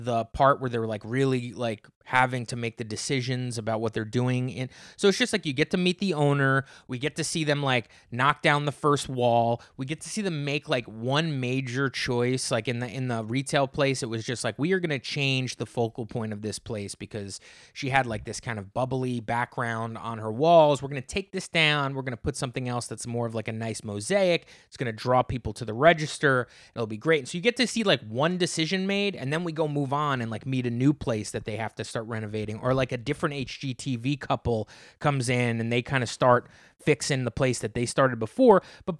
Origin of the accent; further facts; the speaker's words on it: the South, United States; Yes, we do. I grew up in the South.